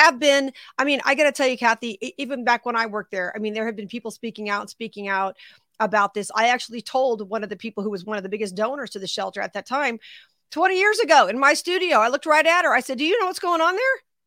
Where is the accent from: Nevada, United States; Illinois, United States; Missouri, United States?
Nevada, United States; Las Vegas; Now, I am based in Las Vegas. That's my hometown.